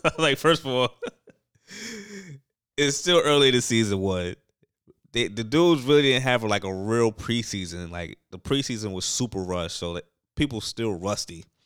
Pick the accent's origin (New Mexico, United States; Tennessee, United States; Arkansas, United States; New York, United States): New York, United States; New York City; I'm from New York City